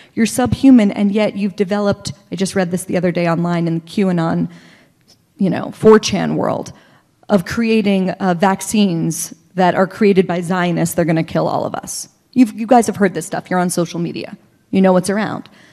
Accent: Pittsburgh, Pennsylvania, United States; I grew up in Squirrel Hill

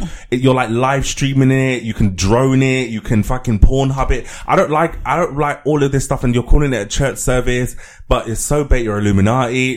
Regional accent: London, United Kingdom; I grew up in Elephant and Castle

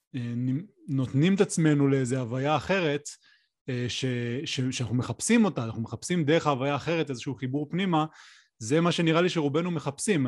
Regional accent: the Center, Central Israel, Israel; now in Mitzpe Ramon, Israel; אני גר במצפה רמון עם משפחתי, אמ, אני במקור מהמרכז, אבל אני הרבה שנים כבר אה, בדרום

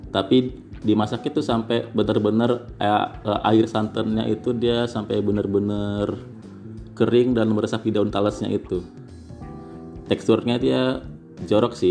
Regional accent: Krui, Lampung, Indonesia; nah ini masakan khas dari kampung saya dari Kroy

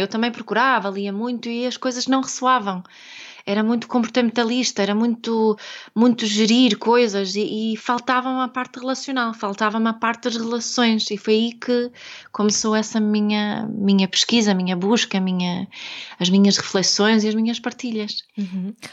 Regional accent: Sweden; Portuguese is a second language; now in Portugal; eu sou sueca, daqui este, este sotaque eh, assim do, do norte

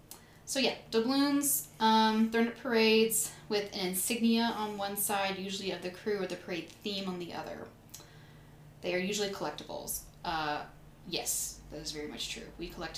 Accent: Louisiana, United States; I was born and raised in Louisiana, but not from New Orleans.

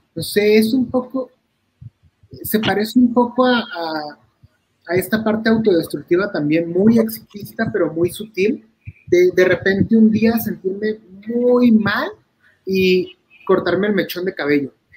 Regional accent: La Paz, Baja California Sur, Mexico; moved away; Yo soy de La Paz, Baja California

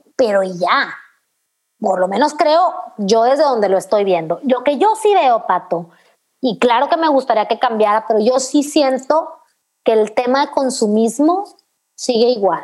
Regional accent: Chihuahua, Mexico; soy de Chihuahua, en Chihuahua hace un frío en la noche espantoso

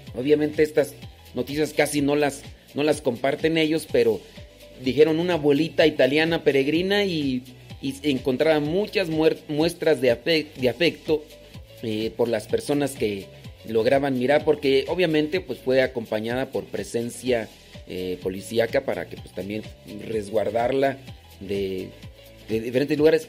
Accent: Mexico; yo soy mexicano, no crean que no, soy mexicano

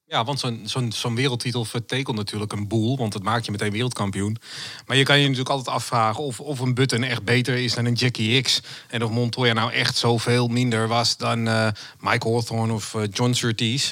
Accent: Amsterdam, North Holland, Netherlands; also born or lived in Zaanstreek; ik kom uit, ook uit Noord-Holland, geboren in Amsterdam en ik woon nu in de Zaanstreek.

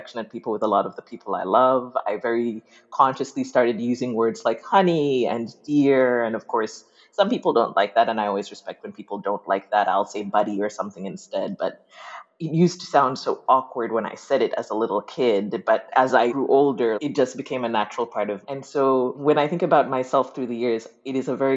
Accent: Uganda; moved away; I grew up in Uganda

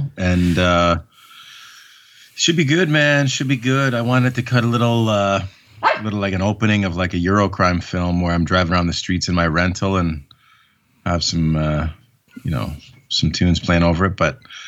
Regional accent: Canada; as a Canadian who loved wrestling

